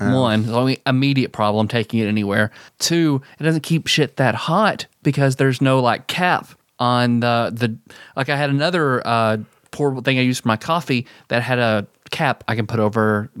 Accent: the South, United States; So we are three boys from the South.

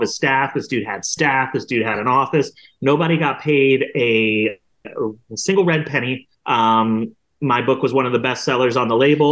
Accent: Columbus, Ohio, United States; I'm from Columbus

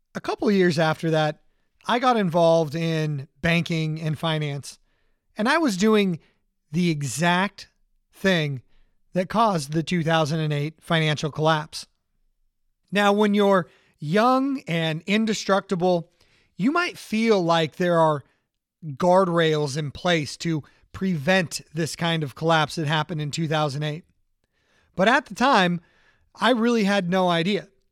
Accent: Orange County, California, United States; I grew up in Orange County, California

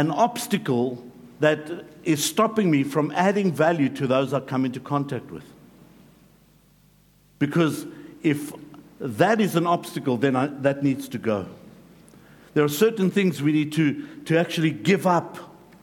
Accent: South Africa; moved away; I grew up in South Africa

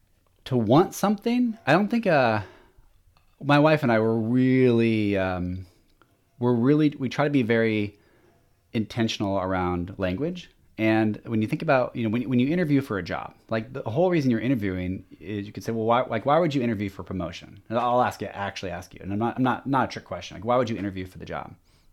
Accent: Lynnwood, Washington, United States; also born or lived in Shoreline; but now I was born in Shoreline, Washington. And then we moved, up to Linwood. And then, from there I went to college and PLU, and, I know I'm skipping around quite a bit, but my entire life has been in Washington.

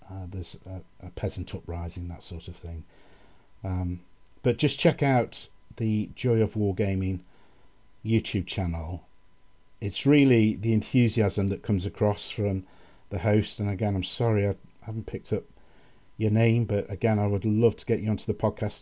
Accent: England, United Kingdom; as an Englishman

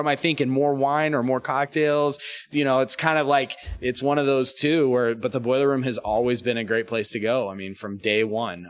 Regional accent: Sarasota, Florida, United States; moved away; we grew up in Sarasota

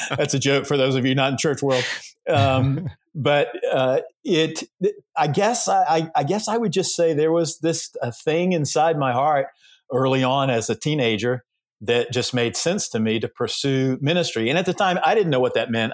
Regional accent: Georgia, United States; I was raised in the South, raised in Georgia

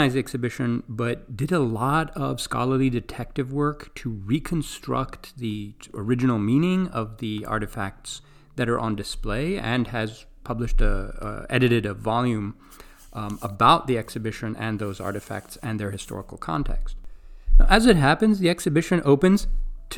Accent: Greece; moved away; I grew up in Greece

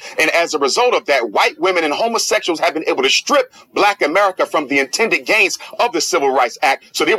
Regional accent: United States; as an American, because I define myself as an American, African-American.

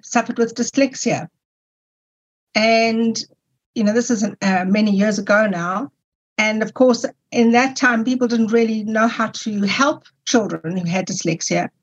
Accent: South Africa; you can hear that I'm from South Africa, when I returned to South Africa, I was able to go to university and study

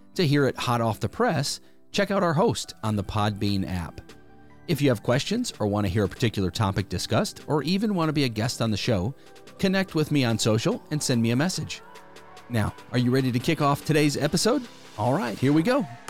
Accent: Wisconsin, United States; now in Alabama, United States; I live in Alabama now, but I'm originally from Wisconsin.

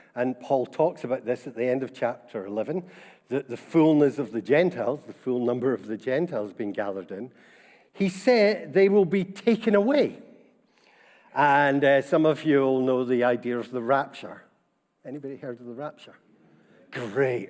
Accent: Scotland, United Kingdom; being Scottish and about our Presbyterian tradition and heritage

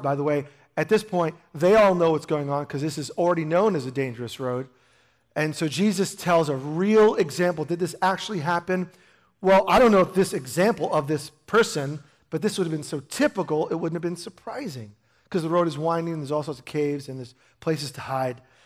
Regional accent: New York, United States; moved away; I grew up in New York

